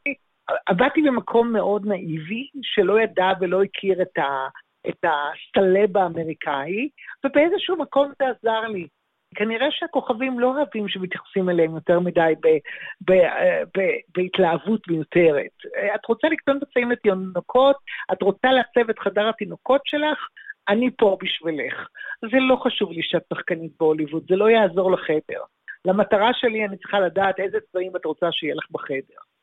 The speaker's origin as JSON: {"language": "Hebrew", "town": "Tel Aviv", "region": "Tel Aviv District", "country": "Israel", "tie": "born or raised there", "also_born_or_lived": "Los Angeles, United States", "moved": "as an adult", "said": "אני ילידת תל אביב, גרתי, גרתי בתל אביב עד גיל 25"}